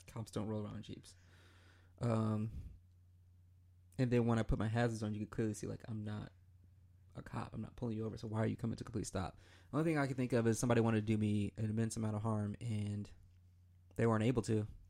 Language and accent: English; Michigan, United States; now in Columbia, United States; I'm from Michigan